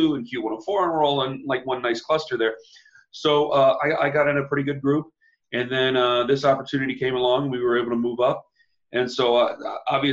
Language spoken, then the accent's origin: English; Canton, Ohio, United States; I'm from Canton, which is about 60 miles away from Cleveland